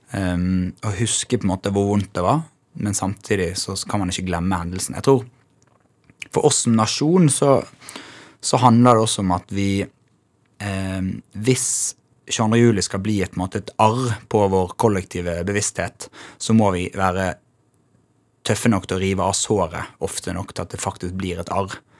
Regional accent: Bergen, Vestland, Norway; also born or lived in Os; Jeg vokste opp i Bergen.

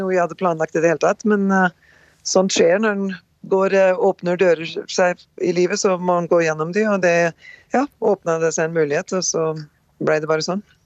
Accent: Rjukan and Skien, Telemark, Norway; moved away as an adult; now in North Dakota, United States; Født og oppvokst på Rjukan og Skien, eh, Norge

